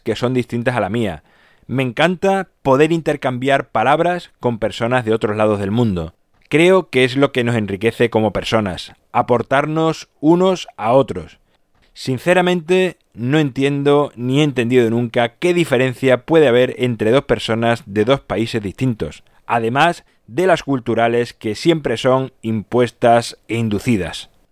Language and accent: Spanish; Badajoz, Extremadura, Spain; Yo, por ejemplo, nací en España, pero lo podía haber hecho en cualquier otro país, y concretamente en mi caso, por eso puede ser que piense así, lo hice en Badajoz